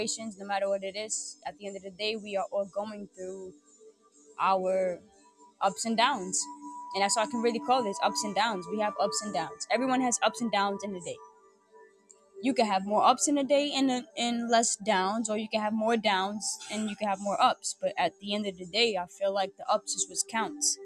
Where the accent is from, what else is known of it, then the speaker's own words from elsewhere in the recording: New York City, New York, United States; I'm from New York City